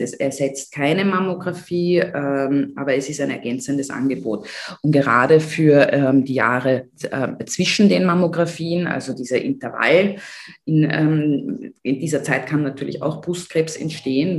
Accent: Austria; bei uns in Österreich

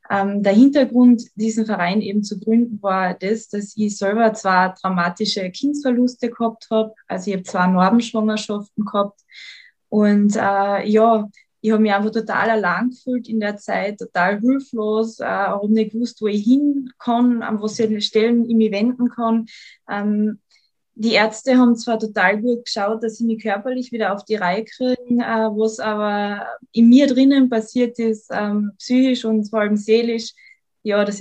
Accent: Carinthia, Austria; ich bin gebürtige Lochentalerin, bin der Liebe wegen nach Klagenfurt gezogen, bin jetzt seit mittlerweile fünf Jahren in Klagenfurt

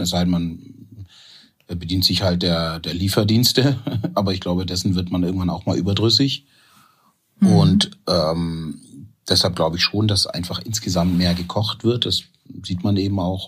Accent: Stuttgart, Baden-Württemberg, Germany; also born or lived in Ghana / North Sea coast; now in Essen, Germany; ich bin in Ghana geboren aber ich bin halt in, in Stuttgart aufgewachsen

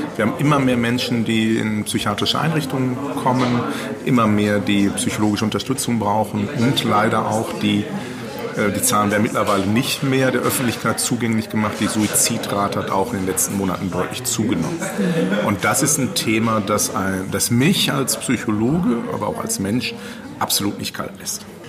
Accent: Ruhr area, North Rhine-Westphalia, Germany; ich komme aus dem Ruhrgebiet. Ich komme aus dem Pott.

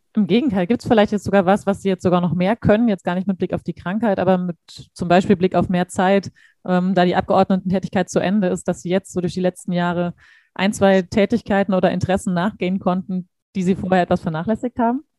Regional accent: Hamburg, Germany; für uns Hamburger

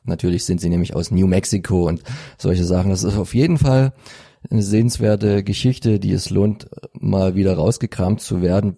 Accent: Freital, Saxony, Germany; bei uns in Freital

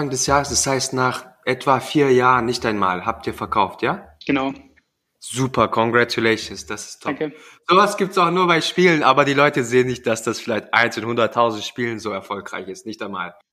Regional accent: Southern Germany, Germany; Ich komme ja auch aus Süddeutschland.

